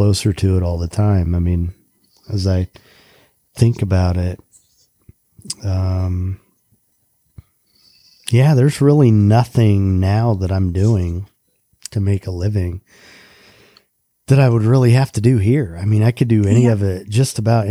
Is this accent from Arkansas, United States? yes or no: no; Indiana, United States; moved away as an adult; now in Florida, United States; I grew up in Indiana and came down here when I was 23